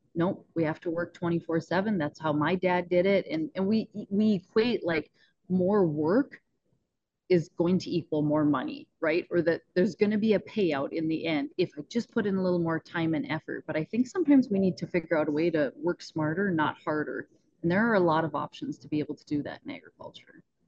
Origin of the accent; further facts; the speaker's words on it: Northwest North Dakota, United States; we're up in Northwest North Dakota.